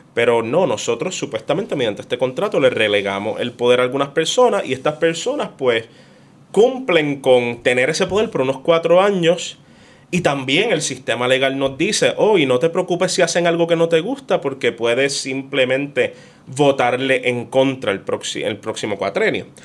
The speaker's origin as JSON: {"language": "Spanish", "country": "Puerto Rico", "said": "somos de Puerto Rico"}